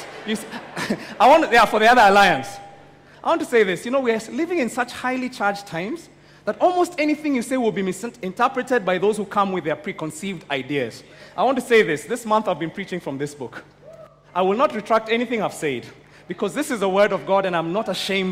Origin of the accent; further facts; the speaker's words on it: Mount Kenya region, Kenya; I come from Mount Kenya